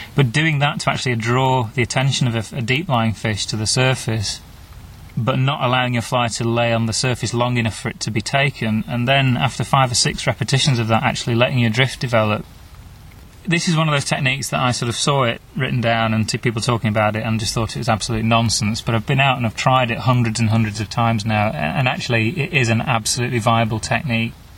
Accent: Wigan, North West England, United Kingdom; going back to where I was born in Wigan

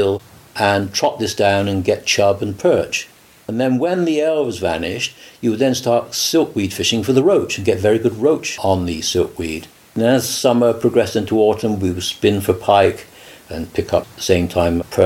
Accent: Cheltenham, South West England, United Kingdom; also born or lived in Somerset; I was born in Cheltenham in Gloucestershire 76 years ago

